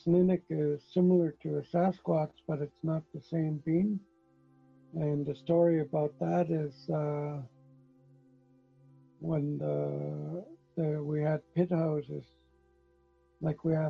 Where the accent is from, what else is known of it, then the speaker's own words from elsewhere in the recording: Bella Coola, British Columbia, Canada; I'm from the Nuchalk Nation Territory, Balakula